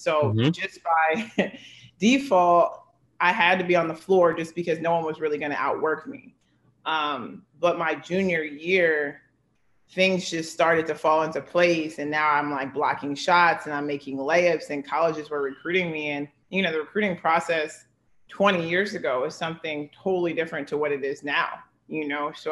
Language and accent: English; Philadelphia, Pennsylvania, United States; I'm from Philadelphia